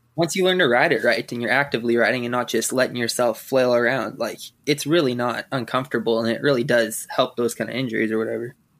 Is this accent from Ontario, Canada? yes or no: no; Saskatchewan, Canada; I'm from Saskatchewan